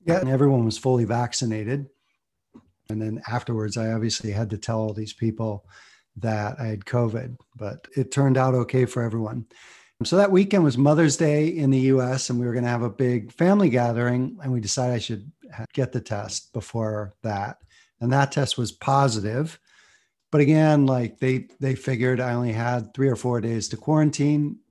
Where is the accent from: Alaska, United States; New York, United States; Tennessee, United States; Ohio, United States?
Ohio, United States; moved away as an adult; also born or lived in Boston; I came from Bible Belt, conservative Ohio